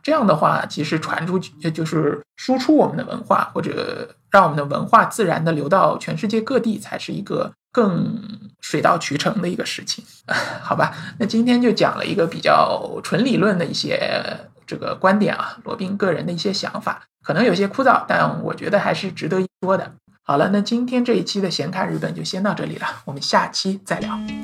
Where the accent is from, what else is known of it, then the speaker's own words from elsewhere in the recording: China; 作为一个中国人